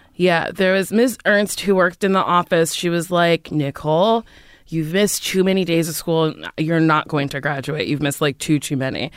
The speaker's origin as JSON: {"language": "English", "town": "Middletown", "region": "New Jersey", "country": "United States", "tie": "born or raised there", "also_born_or_lived": "New York", "moved": "as an adult", "said": "Middletown, New Jersey"}